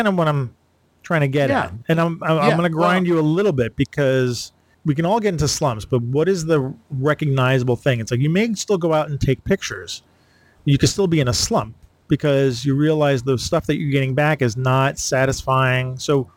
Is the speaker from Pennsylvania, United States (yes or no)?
no; New York City, New York, United States; I was born and raised in New York